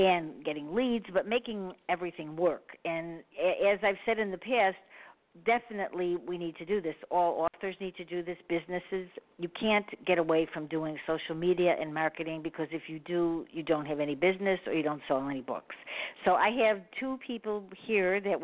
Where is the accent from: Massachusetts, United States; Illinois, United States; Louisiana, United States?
Illinois, United States; Chicago; I'm from Chicago